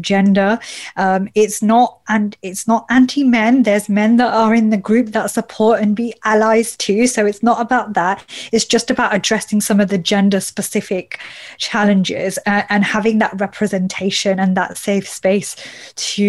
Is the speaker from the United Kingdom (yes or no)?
yes; United Kingdom; I'm a British Asian woman